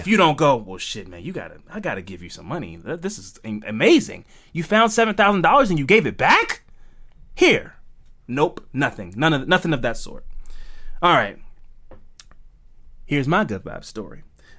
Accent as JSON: {"language": "English", "town": "Baltimore", "region": "Maryland", "country": "United States", "said": "I'm from Baltimore, man."}